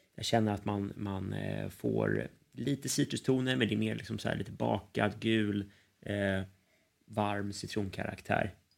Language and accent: Swedish; Sweden; oss som, som svenskar